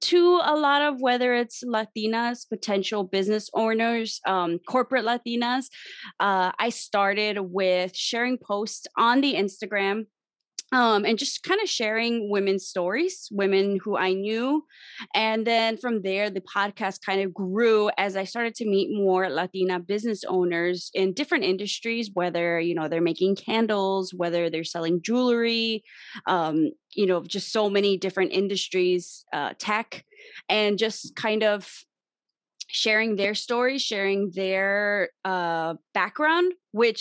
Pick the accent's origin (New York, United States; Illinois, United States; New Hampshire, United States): Illinois, United States; Chicago; I am from Chicago, specifically the Little Village neighborhood on the South Side.